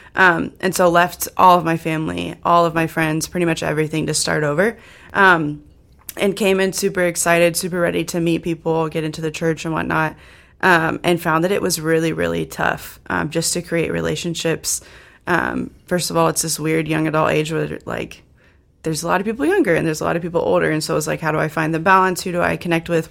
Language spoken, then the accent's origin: English; Indiana, United States; moved away as an adult; now in South Dakota, United States; I'm from Indiana and I went to school there